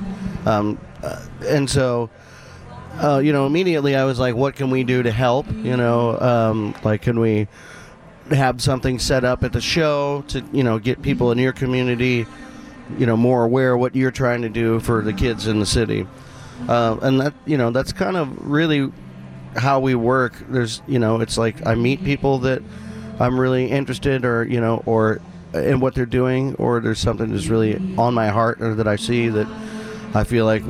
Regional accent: Missouri, United States; moved away; like I grew up in the Missouri River

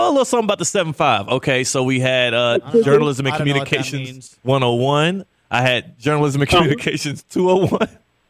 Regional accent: Houston, Texas, United States; I'm not anti-NASA. I'm a Houston guy.

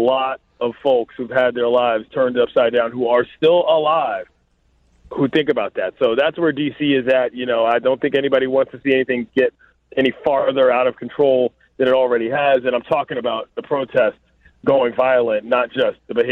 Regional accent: Washington, District of Columbia, United States; I'll start with my hometown first. D.C. is in a very difficult and different position than a lot of cities

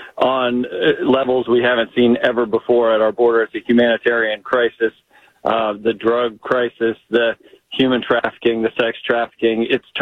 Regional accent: Virginia, United States; my home state of Virginia.

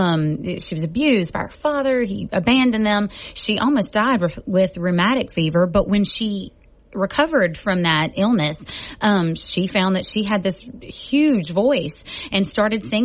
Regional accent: Cajun, south Louisiana, United States; I'm a Cajun from down south

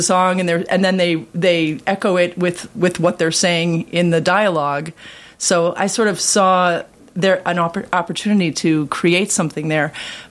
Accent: Kenilworth, Illinois, United States; I moved to Kenilworth when I was 9 years old

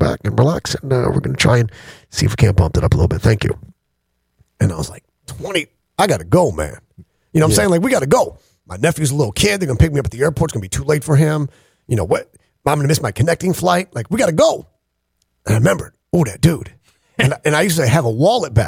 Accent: Geneva, New York, United States; moved away; also born or lived in Florida; Geneva, New York, my hometown

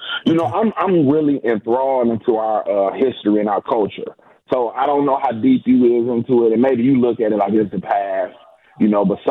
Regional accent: United States; I'm an American.

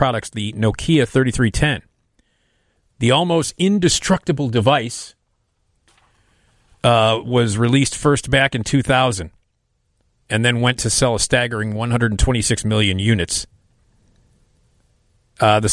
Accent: Chicago, Illinois, United States; I grew up on Addison near Lincoln

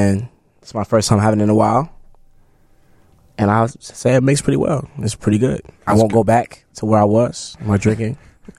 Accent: Chicago, Illinois, United States; I grew up in Hyde Park on 51st.

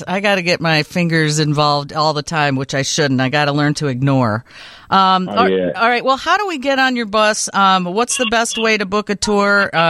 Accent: Brookfield, Illinois, United States; also born or lived in LaGrange, Illinois; I'm a suburbanite. I grew up in 708 land. I grew up in Brookfield, home of the lovely Brookfield Zoo.

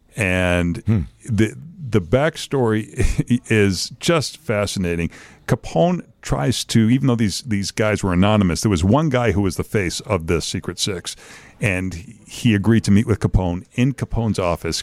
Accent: Lynn, Massachusetts, United States; now in Chicago, United States; My hometown of Lynn

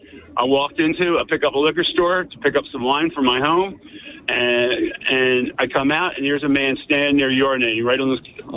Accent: Pleasantville, New Jersey, United States; also born or lived in Somers Point, New Jersey / Absecon, New Jersey; I was born in Summers Point and raised in Pleasantville and Absecon. So I've been around this area for quite a while.

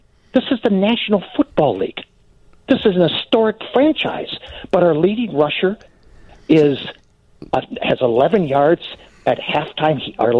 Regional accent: Green Bay, Wisconsin, United States; born and raised in Green Bay, Wisconsin.

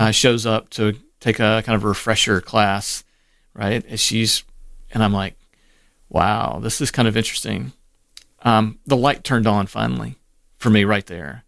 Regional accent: Waynesboro, Mississippi, United States; also born or lived in Cleveland, Mississippi / Memphis, Tennessee / Asheville, North Carolina / Laurel, Mississippi; Waynesboro is it where he ended up, and I spent most of my formative years.

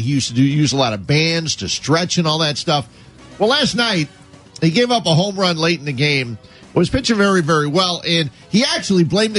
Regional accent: Illinois, United States; I'm from Illinois

